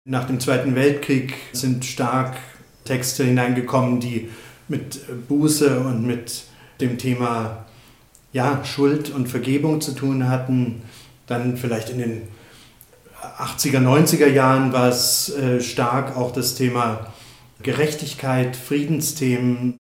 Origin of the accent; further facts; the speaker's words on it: East Germany, Germany; Ich bin ja in der DDR aufgewachsen